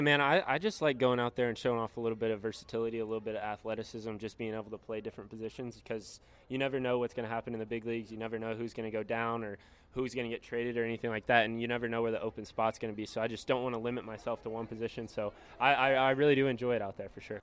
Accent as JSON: {"language": "English", "region": "Texas", "country": "United States", "said": "I'm from Texas."}